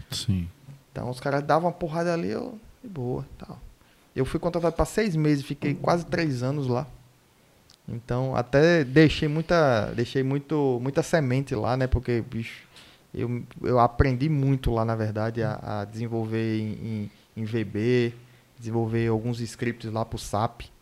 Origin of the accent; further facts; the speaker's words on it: Recife, Pernambuco, Brazil; born there; nasci em Recife, mas pô, eu sou...